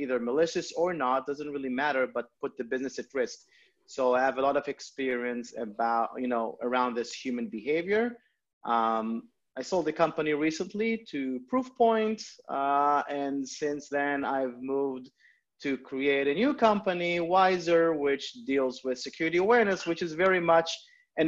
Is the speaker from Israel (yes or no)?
yes; Israel; moved away as an adult; now in United States; I'm originally from Israel. I moved to the US about 6-7 years ago